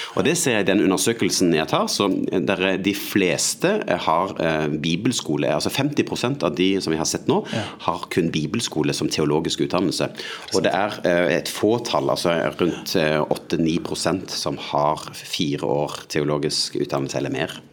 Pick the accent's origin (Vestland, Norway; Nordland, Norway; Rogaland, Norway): Rogaland, Norway; Sandnes; moved away as an adult; also born or lived in Eastern Norway (Østlandet); Oppvokst eh, utafor Sandnes, Stavanger